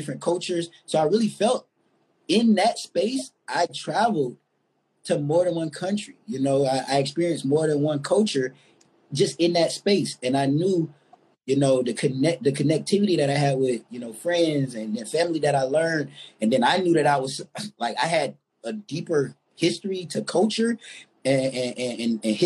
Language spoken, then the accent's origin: English; Jacksonville, Florida, United States; I'm from Duval, Florida.